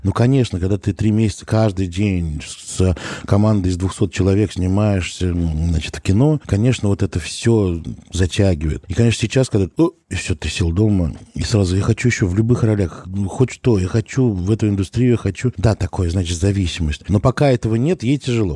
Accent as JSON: {"language": "Russian", "town": "Dimitrovgrad", "region": "Ulyanovsk Oblast", "country": "Russia", "said": "я не из Тольятти, а из Димитровграда"}